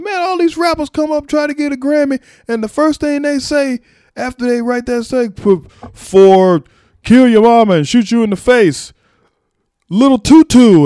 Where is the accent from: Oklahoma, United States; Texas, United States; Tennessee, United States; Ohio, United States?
Texas, United States; me as a Texan